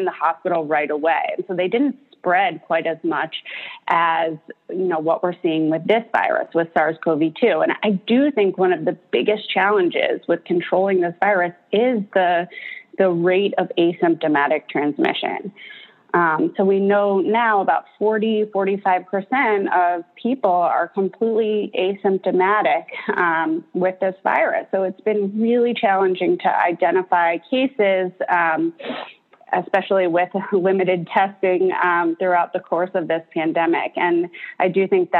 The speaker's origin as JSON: {"language": "English", "town": "Baltimore", "region": "Maryland", "country": "United States", "tie": "born or raised there", "also_born_or_lived": "New Orleans", "said": "I'm actually born and raised in Baltimore"}